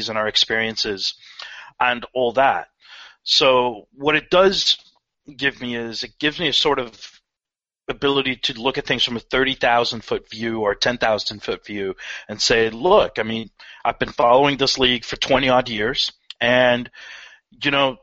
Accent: Columbus, Ohio, United States; moved away; I grew up in Columbus

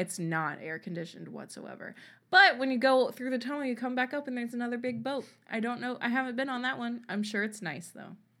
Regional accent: Louisiana, United States; my home state of Louisiana

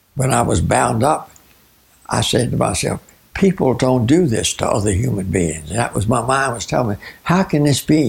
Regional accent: Virginia, United States; moved away as an adult; now in Arizona, United States; As an American raised in Virginia

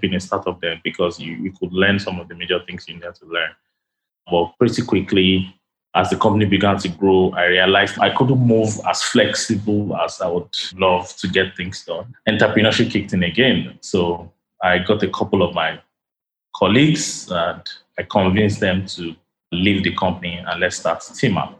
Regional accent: Ibadan, Oyo, Nigeria; also born or lived in London; now in Lagos, Nigeria; my early years were more where I was building a lot of hardware and software stuff for people out of a town called Ibadan in Nigeria

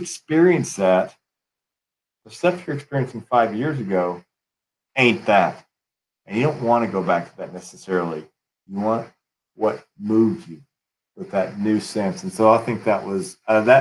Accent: West Texas, United States; I'm from West Texas

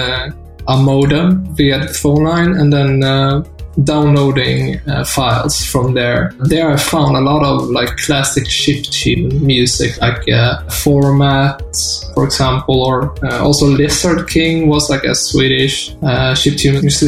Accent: Taormina, Sicily, Italy; moved away; also born or lived in Sweden; In my youth, I grew up in Italy, in Taormina.

